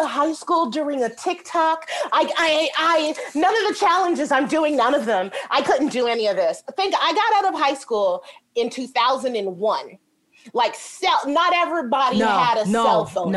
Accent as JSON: {"language": "English", "town": "New York City", "region": "New York", "country": "United States", "tie": "born or raised there", "also_born_or_lived": "Chicago", "said": "I'm from Brooklyn, New York. And the building I lived in was like kind of tough"}